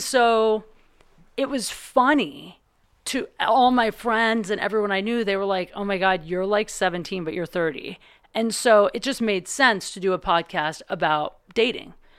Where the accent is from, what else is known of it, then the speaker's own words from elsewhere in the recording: Ohio, United States; now in Los Angeles, United States; I'm from Ohio